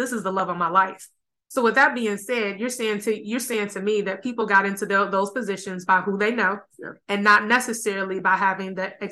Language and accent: English; Chicago, Illinois, United States; moved away as an adult; also born or lived in Washington, D.C. / Atlanta, Georgia / England; now in Phoenix, United States; I'm from the Northwest suburbs of Chicago